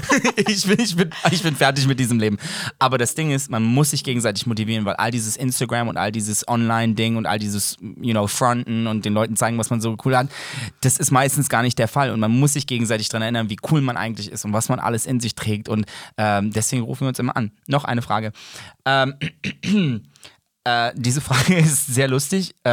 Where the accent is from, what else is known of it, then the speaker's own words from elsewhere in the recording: Serbia; Aber also, ich, bin, ich komme aus Serbien.